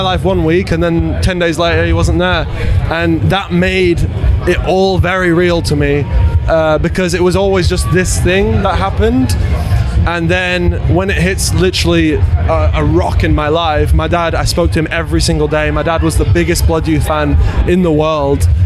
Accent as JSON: {"language": "English", "town": "Leeds", "region": "Yorkshire and the Humber", "country": "United Kingdom", "tie": "born or raised there", "said": "hometown show. We're, we're from Leeds"}